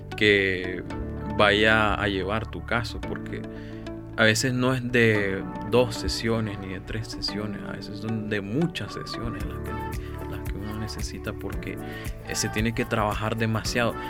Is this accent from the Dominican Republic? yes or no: no; Nicaragua; como nicaragüenses y como jóvenes